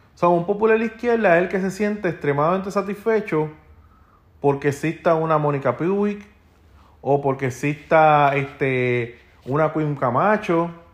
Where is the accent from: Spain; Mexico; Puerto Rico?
Puerto Rico